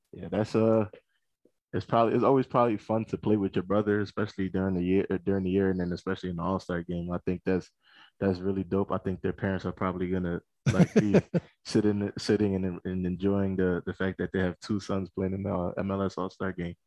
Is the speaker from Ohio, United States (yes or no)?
no; Philadelphia, Pennsylvania, United States; accent: East Coast; moved away as an adult; also born or lived in New York City; now in Denver, United States; I was I was born in New York uh, City, and, eh, but I was raised in Philadelphia.